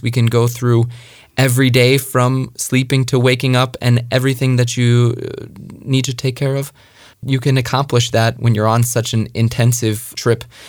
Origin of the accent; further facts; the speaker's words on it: Long Island, New York, United States; moved away; I was born and raised in New York, uh, Long Island, New York